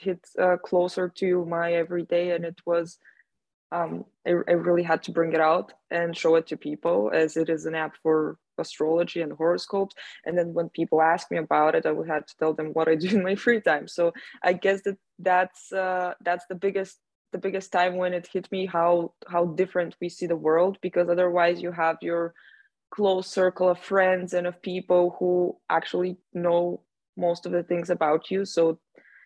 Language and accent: English; Bulgaria; now in Austria; I am from Bulgaria, but I am in Austria right now.